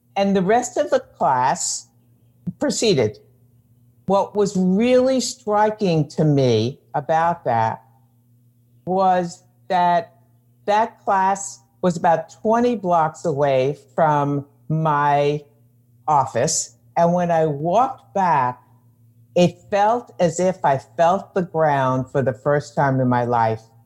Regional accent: New York, United States; I'm a New Yorker

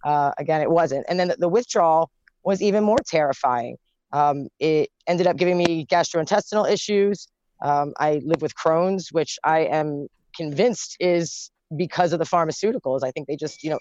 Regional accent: Baltimore, Maryland, United States; also born or lived in Virginia; I'm from Baltimore

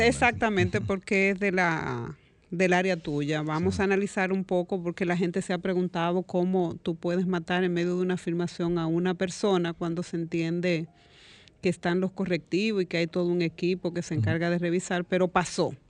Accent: Dominican Republic; como dominicano

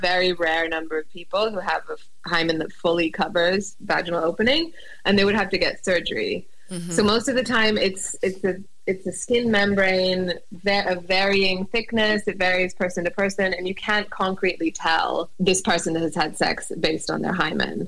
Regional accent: United States; moved away; I grew up in the States

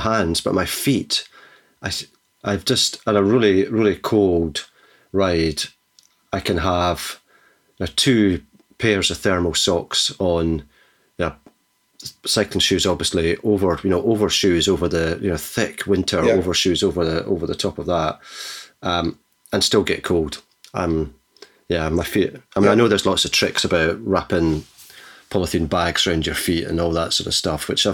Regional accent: Scotland, United Kingdom; now in New Zealand; I'm from Scotland

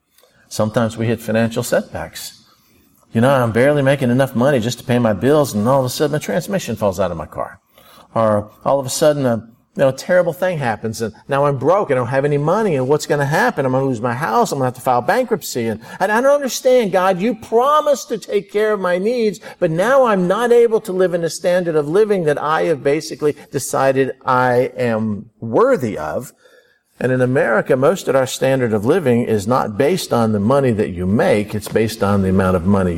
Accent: Florida, United States; I grew up in Florida.

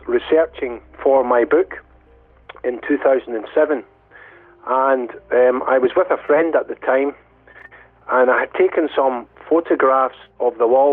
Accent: Dumbarton, Scotland, United Kingdom; also born or lived in Glasgow, Scotland; I was born in Glasgow, Scotland. As a child, right up until my 20s, I lived in Dumbarton, which is a town in the west of Scotland

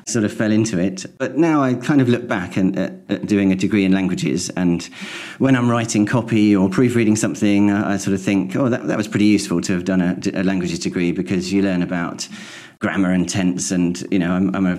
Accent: St Albans, East of England, United Kingdom; moved away as an adult; also born or lived in Welwyn Garden City / East Herts; now in East Hertfordshire, United Kingdom; I'm from St Albans. I was born in Welwyn Garden City, which was the nearest hospital. But yeah, I'm from St Albans and my parents are still there.

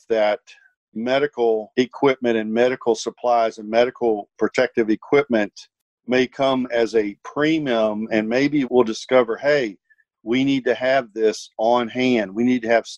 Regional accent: Virginia, United States; moved away; my hometown back in Virginia

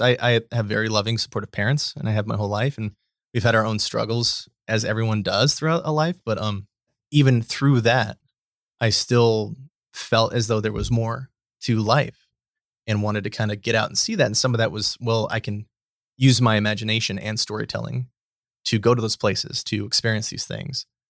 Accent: Bridgeport, Nebraska, United States; moved away as an adult; also born or lived in Scottsbluff, Nebraska / Houston / Lincoln, Nebraska; I grew up in Bridgeport, Nebraska, which is a very small town

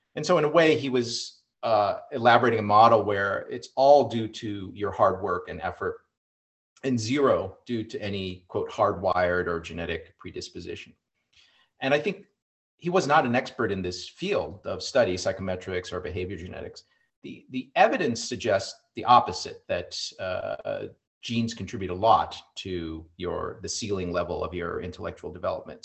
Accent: Iowa, United States; growing up in Iowa

